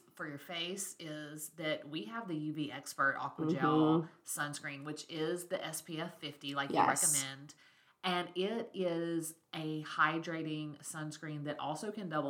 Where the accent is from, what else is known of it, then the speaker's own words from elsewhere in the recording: Alabama, United States; we're from Alabama, like the South, right?